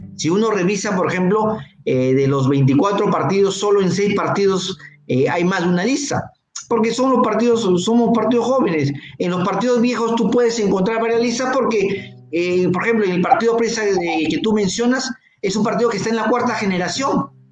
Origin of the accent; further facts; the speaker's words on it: Piura, Peru; yo soy provinciano, yo soy piurano